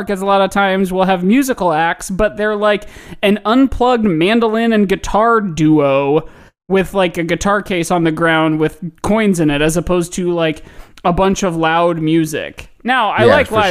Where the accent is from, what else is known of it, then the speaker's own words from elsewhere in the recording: Indianapolis, Indiana, United States; now in Chicago, United States; my hometown, which was suburban Indianapolis